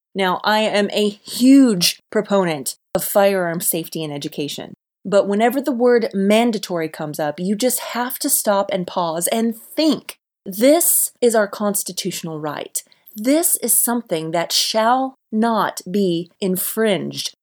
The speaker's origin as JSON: {"language": "English", "region": "Alabama", "country": "United States", "tie": "born or raised there", "said": "my home state of Alabama"}